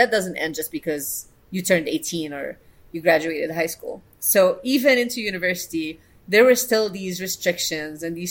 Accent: United Arab Emirates; being Lebanese myself, born and raised in the UAE

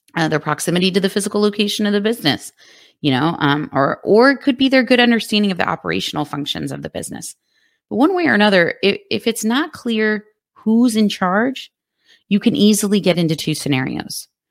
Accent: Texas, United States; my home state of Texas

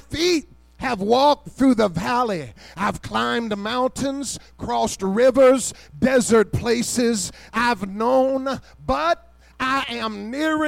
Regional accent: Kentucky, United States; I'm from Kentucky

